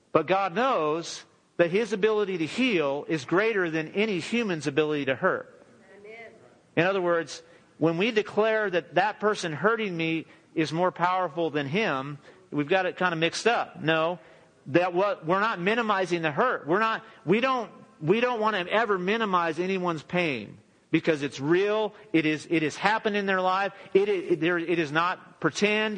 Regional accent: Southern California, United States; now in Texas, United States; All of us are from Southern California.

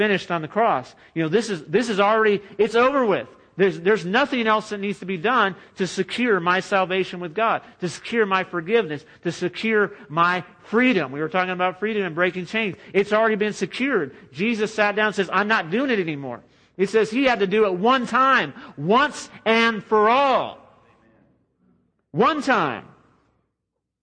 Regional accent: United States; as American Christians

